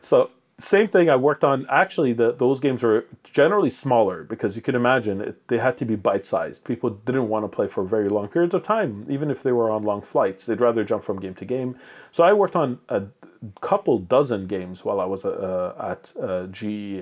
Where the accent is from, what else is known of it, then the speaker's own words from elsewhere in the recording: Montreal, Quebec, Canada; English is a second language; when I came to, uh, Montreal at five years old, not speaking a word of English or French